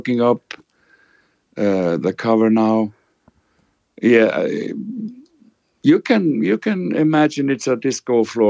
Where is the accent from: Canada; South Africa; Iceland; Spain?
Iceland; moved away as an adult; also born or lived in England